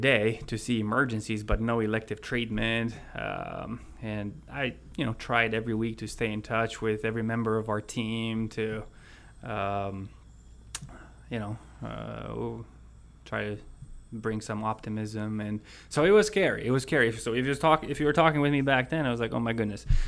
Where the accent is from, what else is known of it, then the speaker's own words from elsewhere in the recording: Romania; moved away as an adult; also born or lived in Chicago area; now in United States; I was born in Romania in 81. And let's see, 95, 96, I spent almost 1 year with my mom in the Chicago area. And then I went back to Romania, but right after graduating high school in 2001, I came back.